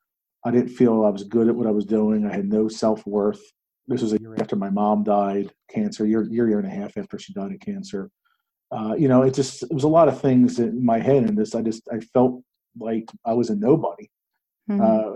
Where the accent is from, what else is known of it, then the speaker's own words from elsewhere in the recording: outside of Philadelphia, Pennsylvania, United States; growing up outside of Philadelphia, being 100% Italian